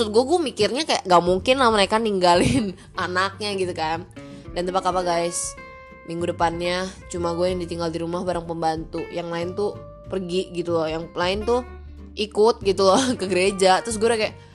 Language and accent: Indonesian; Pekanbaru, Riau, Indonesia; karena dulu di sekolah gue yang di Pekanbaru tuh ngajarnya Melayu kan dan bahkan cece gue tuh diajarin tulisan Arab